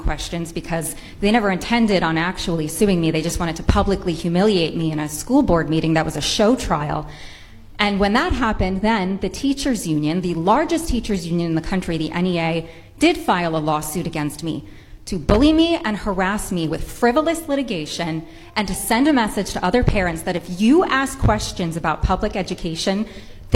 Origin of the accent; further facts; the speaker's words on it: Rhode Island, United States; I am a mother from Rhode Island